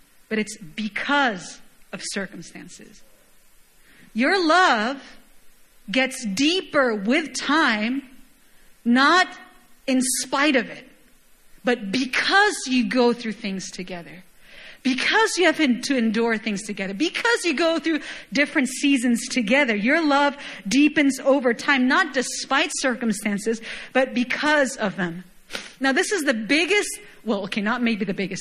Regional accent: Chile; moved away; I was born and raised in Chile, for those of you guys who don't know, and it's a wine country

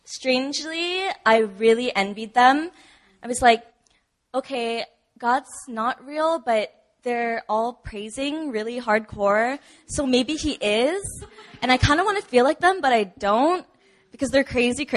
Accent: Hawaii, United States; moved away as an adult; now in Busan, South Korea; Back home in Hawaii, I grew up in a Catholic church and went to an all-girls Catholic school all of my life until college

